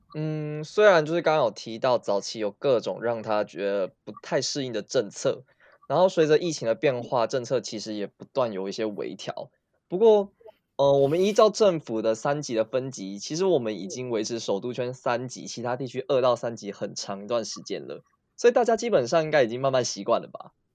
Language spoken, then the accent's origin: Chinese; Taiwan; moved away as an adult; now in South Korea; 我是台湾人